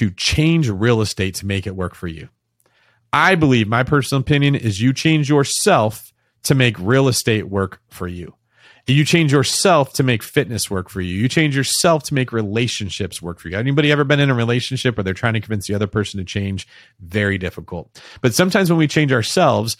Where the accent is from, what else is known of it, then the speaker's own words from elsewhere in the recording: Manteca, California, United States; moved away as an adult; also born or lived in Bay Area; I moved to the Bay Area away from a city called Manteca, where I grew up in the Central Valley